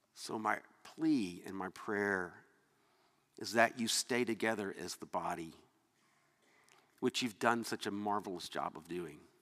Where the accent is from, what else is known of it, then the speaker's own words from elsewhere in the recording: Atlanta, Georgia, United States; moved away; I was from Atlanta. I was raised that people that were from up north were you know, just not as good as us